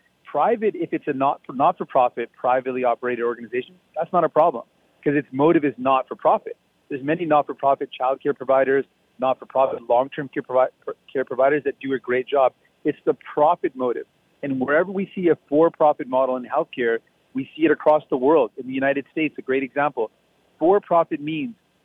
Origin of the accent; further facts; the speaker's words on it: Windsor, Ontario, Canada; when I was growing up in Windsor